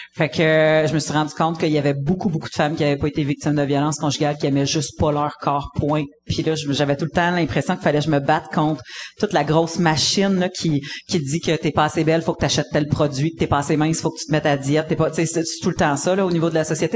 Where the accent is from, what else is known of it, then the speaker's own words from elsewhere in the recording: Abitibi, Quebec, Canada; moved away; also born or lived in Montreal; je suis née en Abitibi, puis après ça, on a bougé à Québec, puis après ça, à Montréal